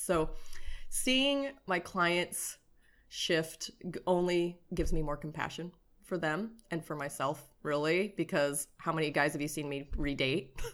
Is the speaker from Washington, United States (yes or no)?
no; Nebraska, United States; moved away as an adult; now in Southern California, United States; I grew up in Nebraska and, um, basically became allergic to Nebraska in my late twenties, um, and then moved over here to Southern California.